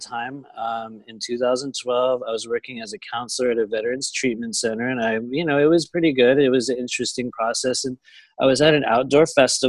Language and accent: English; San Diego, California, United States; also born or lived in Los Angeles, United States; I'm from Southern California down here in the Los Angeles area. I lived in San Diego probably for most of my life.